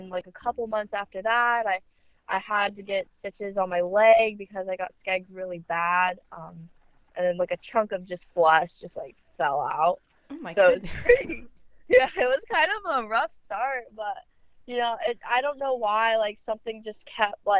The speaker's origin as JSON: {"language": "English", "town": "Kaneohe", "region": "Hawaii", "country": "United States", "tie": "born or raised there", "said": "I was just born and raised in Kaneohe Bay, Oahu, Hawaii"}